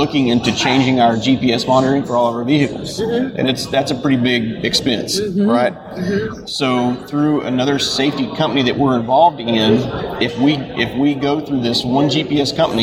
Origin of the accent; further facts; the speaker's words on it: Texas, United States; It is in my home state